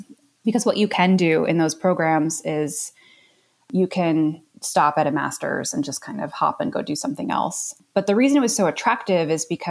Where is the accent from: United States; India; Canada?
United States; Ohio; also born or lived in New York / Connecticut; I grew up in the Northeast, born in New York, and then was in Ohio for a sort of formative upbringing, and then hung out in Connecticut for a minute, and then back in Ohio.